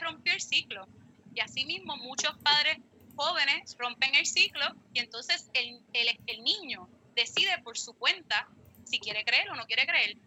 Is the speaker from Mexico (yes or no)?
no; Fajardo, Puerto Rico; yo soy de Fajardo